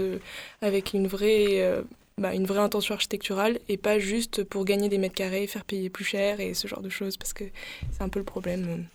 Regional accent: Aix-en-Provence, Provence-Alpes-Côte d'Azur, France; now in Marseille, France; Aix, du coup, je suis pas de très loin, Aix-en-Provence.

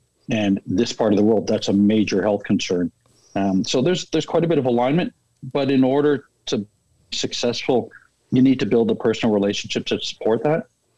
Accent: Niagara-on-the-Lake, Ontario, Canada; moved away as an adult; also born or lived in Chicago / Detroit / Minneapolis / Denver; now in Edmonton, Canada; I'm a Canadian, born and raised in Ontario in a small town called Niagara-on-the-Lake. Nice. Did all my university schooling there, and then moved to the States early in my career. And I spent 12 years in the U.S.

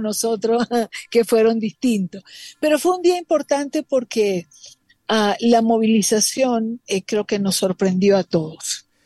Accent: Venezuela; como una venezolana cualquiera

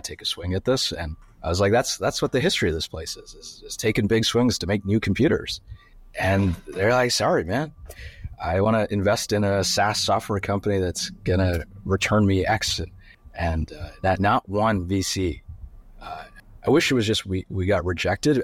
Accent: Sudbury, Ontario, Canada; I grew up in Canada. um, in a small town called Sudbury

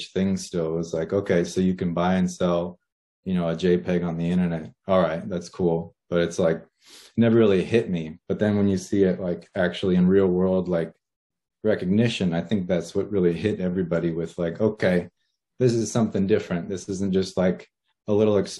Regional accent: Los Angeles, California, United States; moved away as an adult; born in Los Angeles, California. I lived there all my life and then recently moved out of state.

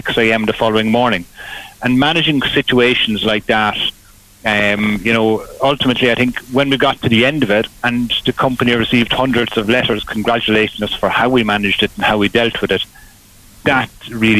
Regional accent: Graiguenamanagh, Leinster, Ireland; also born or lived in Kilkenny; I grew up on a farm just outside Greig na Mana in Carlow on the Enniscleth Road

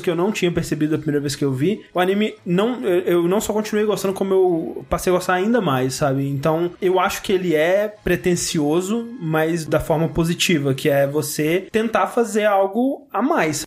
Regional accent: Brazil; a gente é brasileiro

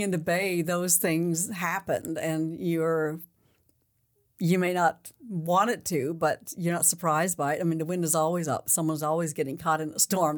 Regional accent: Newfoundland and Labrador, Canada; I was born there

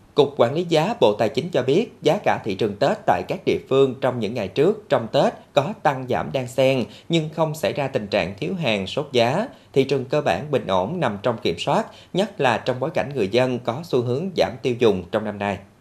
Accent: Bến Tre, Vietnam; cái nét đặc biệt riêng của Bến Tre mình

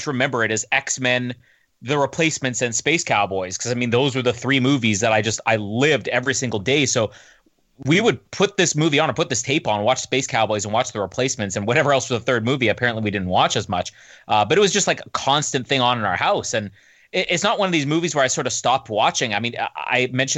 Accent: Canada; I'm Canadian

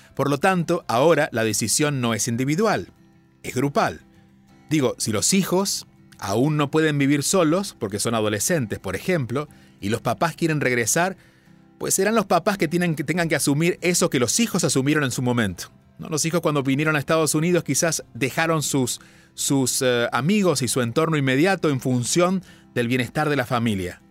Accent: southern Argentina, Argentina; now in India; soy argentino de nacimiento y ese sello estará en siempre, siempre para mí, aunque viva en la India. Incluso, aunque decidiera vivir en Marte, me recordarían como aquel que vivió en la Tierra y nació en un pueblo en el sur de Argentina.

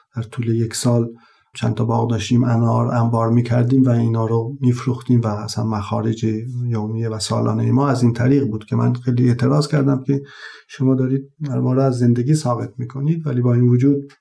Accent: Taft, Yazd Province, Iran; اهل یزد و اصالتا زادگاه هم تفت یزد یکی از شهرستان های اطراف یزد هست

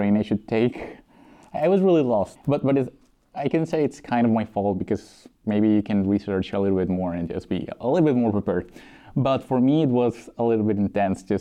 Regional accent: Colombia; moved away as an adult; now in Malmo, Sweden; I'm from Colombia.

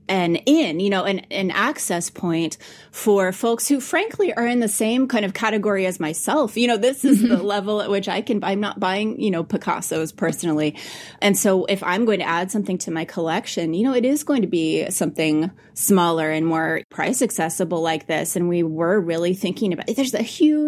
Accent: Farmington, Missouri, United States; Farmington, Missouri, which is actually my hometown

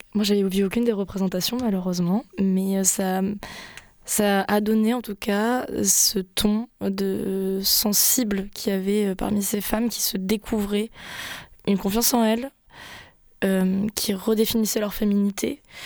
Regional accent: France; accent: French; je suis française, je me refais pas au niveau de l'accent

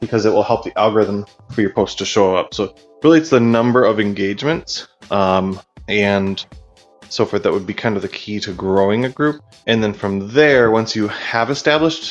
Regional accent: Minneapolis, Minnesota, United States; I come from Minneapolis, Minnesota, in the U.S.

